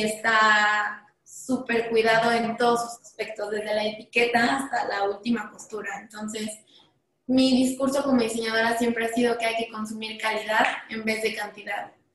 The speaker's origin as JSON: {"language": "Spanish", "country": "Mexico", "said": "como diseñadora mexicana"}